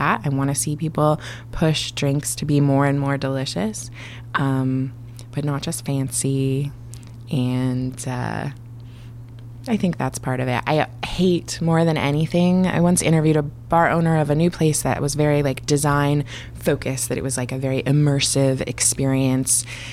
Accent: Portland, Oregon, United States; moved away as an adult; also born or lived in New York; now in San Francisco, United States; I grew up in Portland, which is mostly dark

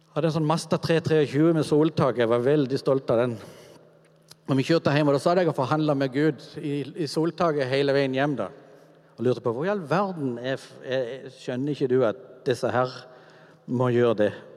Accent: Kvinesdal, Agder, Norway; min oppvekst er egentlig veldig sånn normal i gata hjemme i Kvinesdal med de gutta som bodde

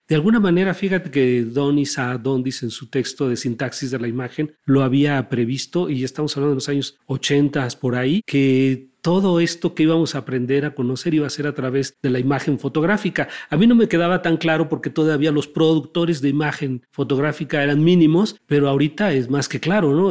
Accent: Mexico; para entendernos como, como mexicanos

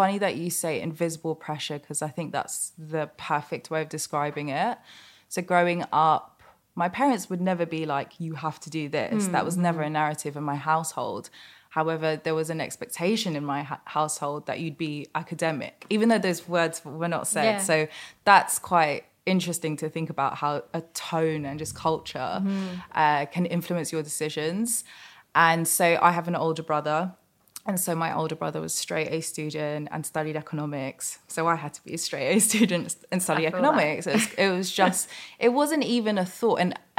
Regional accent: London, United Kingdom; And I want to be like proud that I'm Mauritian and from Southeast London.

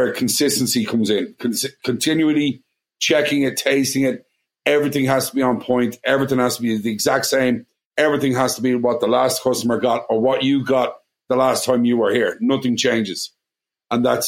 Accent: Ireland; accent: Irish; moved away as an adult; now in Washington, D.C., United States; are you Irish? And I'm going, yeah

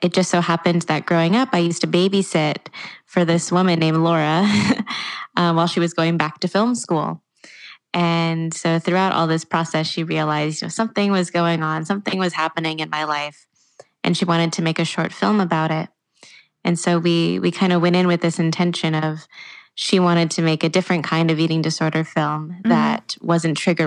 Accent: Walnut Creek, California, United States; my hometown in Walnut Creek

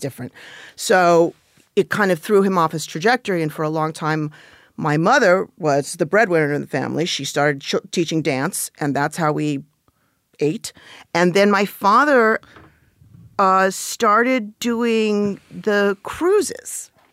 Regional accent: Los Angeles, California, United States; I grew up in the San, uh, Van Nuys

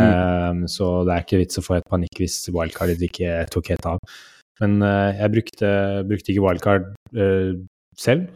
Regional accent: Norway; vi er nordmenn

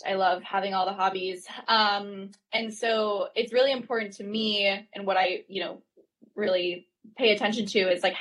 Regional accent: North Carolina, United States; now in Brooklyn, United States; I'm from North Carolina. I grew up like running around farms, like as a kid

